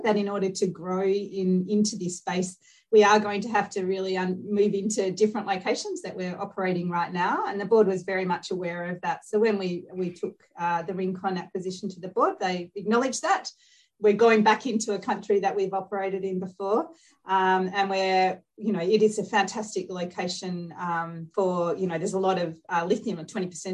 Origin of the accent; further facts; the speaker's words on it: Australia; being an Aussie